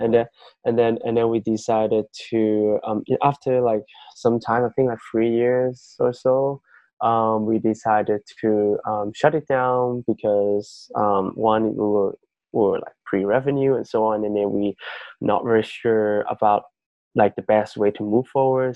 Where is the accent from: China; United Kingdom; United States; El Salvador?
China; Yunnan; moved away; my hometown um, is in um, a province in mainland China called um, Yunnan